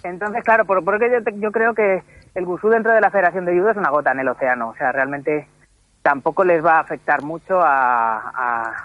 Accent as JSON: {"language": "Spanish", "town": "Madrid", "region": "Community of Madrid", "country": "Spain", "moved": "as an adult", "lives_now": "Toledo, Spain", "said": "realmente soy madrileño"}